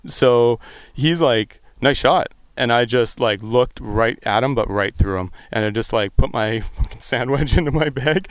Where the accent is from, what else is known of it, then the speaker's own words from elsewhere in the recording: West Coast, United States; I'm from the West Coast